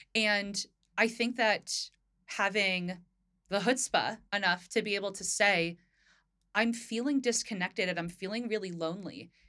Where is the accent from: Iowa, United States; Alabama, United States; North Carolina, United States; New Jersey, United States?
New Jersey, United States; Northern; now in Philadelphia, United States; I grew up in Northern Jersey.